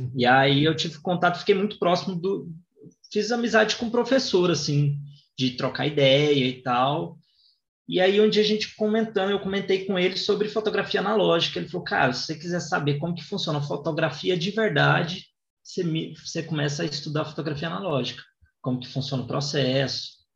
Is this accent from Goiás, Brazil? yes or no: yes; Goiânia, Goiás, Brazil; eu sou de Goiânia